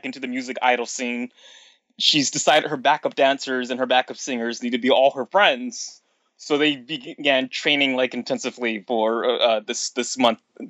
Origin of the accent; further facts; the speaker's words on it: United States; I'm an American